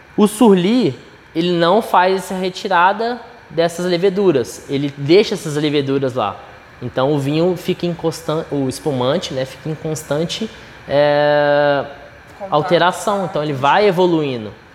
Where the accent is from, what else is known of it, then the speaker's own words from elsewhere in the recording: Minas Gerais, Brazil; eu sou de Minas Gerais